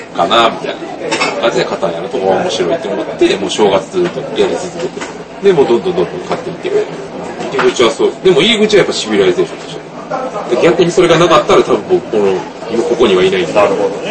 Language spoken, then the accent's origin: Japanese; Kansai, Japan; 僕関西人なんで